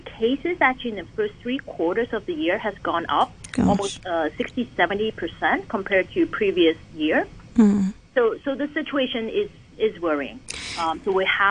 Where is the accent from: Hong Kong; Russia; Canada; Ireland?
Hong Kong; growing up in Hong Kong